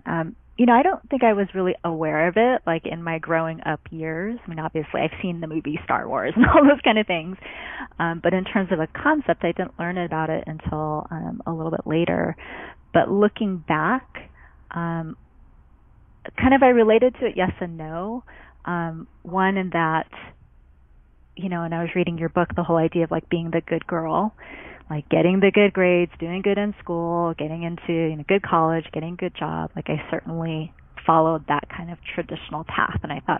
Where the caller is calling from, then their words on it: El Cerrito, California, United States; also born or lived in Oakland, California; I am calling in from the Bay Area, specifically the East Bay, El Cerrito, California.